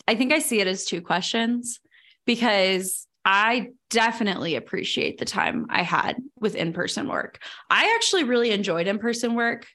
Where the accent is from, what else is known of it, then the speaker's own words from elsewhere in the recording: Virginia, United States; moved away as an adult; also born or lived in Arlington, Virginia; now in Denver, United States; from growing up in Virginia and then from going to school in Virginia